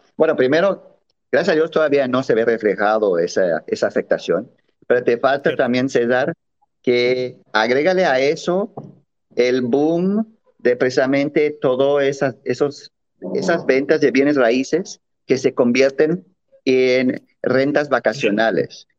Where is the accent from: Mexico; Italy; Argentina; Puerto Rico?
Mexico; en México también nos sentimos muy alejados